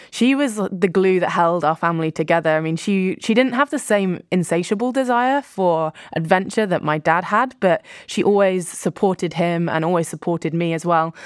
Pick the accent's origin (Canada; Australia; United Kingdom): United Kingdom; Poole, South West England; a little bit further down the coast from where I grew up in Poole